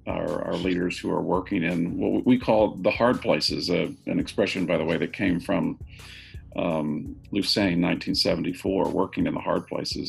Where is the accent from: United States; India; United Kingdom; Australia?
United States; as an American.